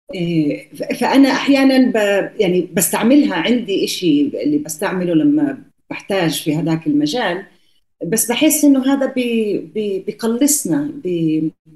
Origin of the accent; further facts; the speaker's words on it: Palestine; moved away; also born or lived in Colombia; احنا واحنا صغار في كولومبيا المرحومين إيه، امي وابوي كانوا يحكوا معنا عربي في الدار